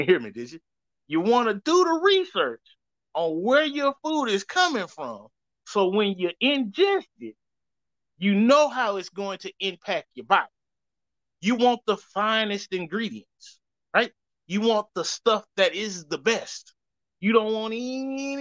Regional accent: Louisiana, United States; I'm from Louisiana, and that's how we pronounce that.

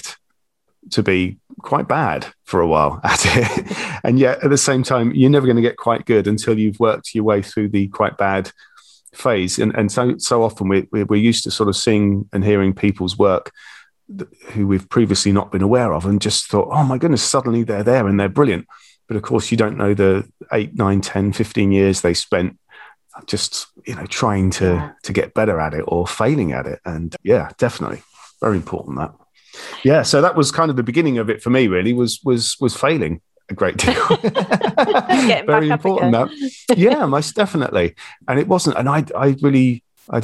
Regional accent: St Neots, East of England, United Kingdom; also born or lived in Bedfordshire; I grew up in Cambridgeshire, market town called St Neots, and I lived there till my early 20s when I got married, and we moved to Bedfordshire

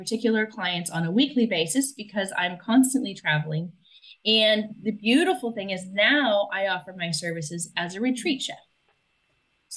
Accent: United States; moved away as an adult

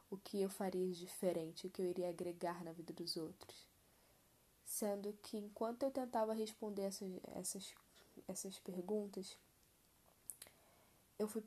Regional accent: Rio de Janeiro, Brazil; tenho 21 anos, nasci e cresci no Rio, especificamente na Zona Oeste

